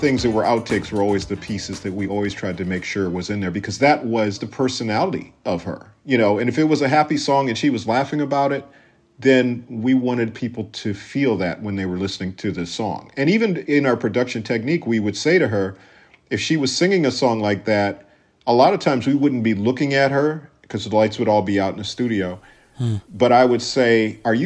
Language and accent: English; Minneapolis, Minnesota, United States; born or raised there; moved away; also born or lived in Los Angeles